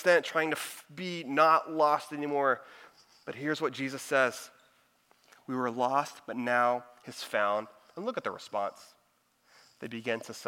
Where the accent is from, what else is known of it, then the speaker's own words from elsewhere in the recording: Houston, Texas, United States; also born or lived in Dallas; I'm from the Houston area, but I was working in Dallas